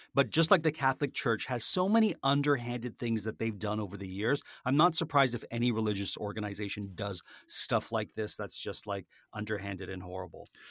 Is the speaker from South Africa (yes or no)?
no; Canada; being a Canadian